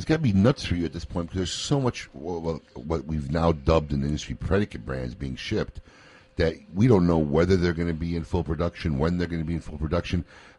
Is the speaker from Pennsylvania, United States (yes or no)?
no; Chicago, Illinois, United States; moved away; My hometown, yeah. Chicago